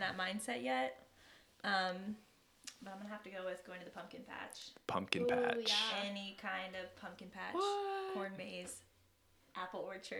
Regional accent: Indianapolis, Indiana, United States; moved away; we were both born and raised in Indianapolis, Indiana.

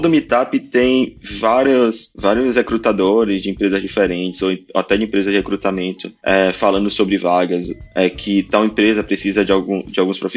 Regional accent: Salvador, Bahia, Brazil; now in Cronulla, Australia; Eu vim de Salvador, né? Tipo, praia pra mim era qualquer lugar que eu fosse. E agora viemos pra cá e tá, tá muito bem.

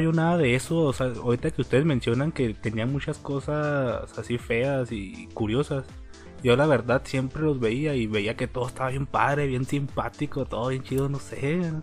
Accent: Torreón, Coahuila, Mexico; yo soy de Torreón

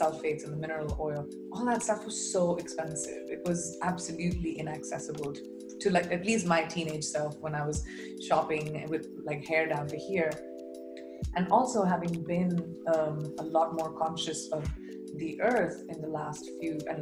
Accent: India; my part of the world, you know, India

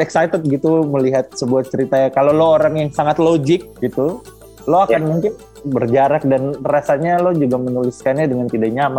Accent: Eastern Indonesia, Indonesia; now in Jakarta, Indonesia; saya lahir besar di Indonesia Timur

